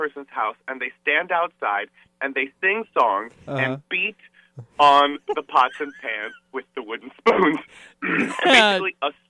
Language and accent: English; Miami, Florida, United States; moved away as an adult; also born or lived in Puerto Rico / Virginia / Kansas City; I was born in Miami, then grew up in Puerto Rico, and then we moved to Virginia when I was 8 for about a year, and then went back to Miami.